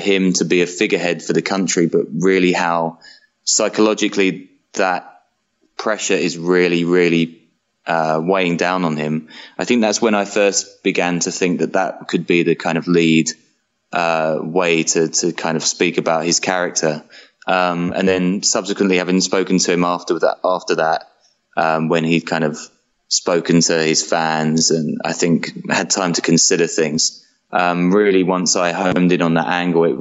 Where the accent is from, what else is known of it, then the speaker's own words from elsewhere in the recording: London, United Kingdom; now in Berlin, Germany; I'm from London originally